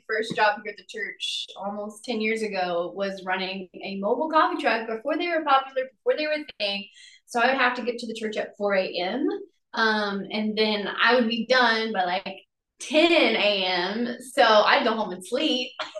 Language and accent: English; Southeast Missouri, United States; we're from Southeast Missouri.